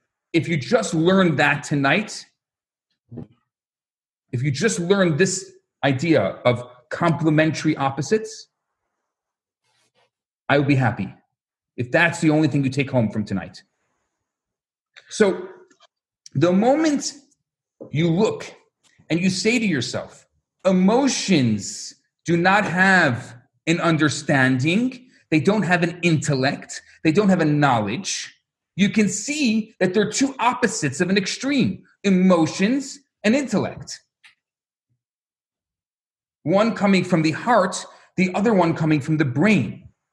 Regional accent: Chicago, Illinois, United States; I come from Chicago

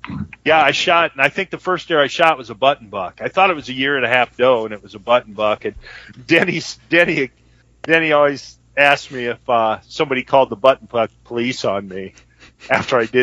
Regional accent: Solon, Iowa, United States; I grew up in Solon, Iowa, a little tiny town

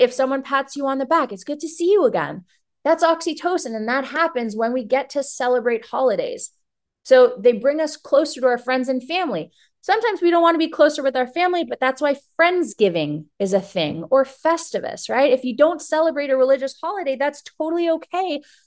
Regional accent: Toronto, Ontario, Canada; moved away as an adult; now in Florida, United States; I grew up in Toronto, granted, uh, but until I was about nineteen, my mom would always take us to Florida.

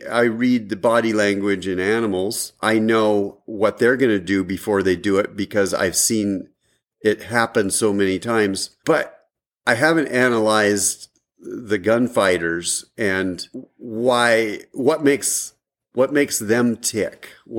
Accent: Washington, United States; I grew up in Washington

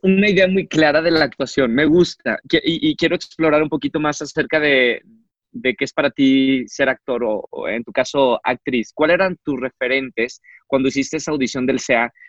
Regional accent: Monterrey, Nuevo León, Mexico; es muy parecido al jardín de la casa de mis papás en Monterrey, siempre viví con un jardín gigante.

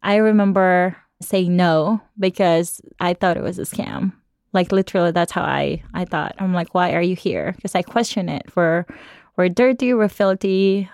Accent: Cebu City, Central Visayas, Philippines; I grew up in Cebu, Philippines

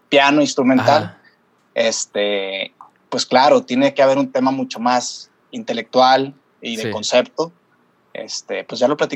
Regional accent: Torreón, Coahuila, Mexico; moved away as an adult; now in Guadalajara, Mexico; me tomó desde los 23 años, que yo me salí de la ciudad de Torreón para llegar a Guadalajara

